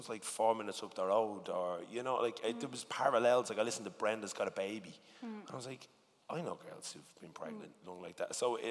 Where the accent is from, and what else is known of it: Dublin, County Dublin, Ireland; accent: working-class Dublin (Ballymun)